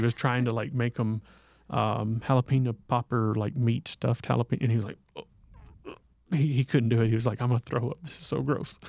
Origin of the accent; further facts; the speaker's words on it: the South, United States; growing up in the South